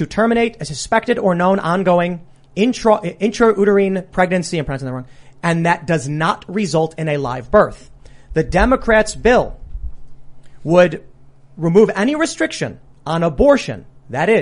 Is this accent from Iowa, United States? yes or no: no; Chicago, Illinois, United States; growing up in Chicago and experiencing it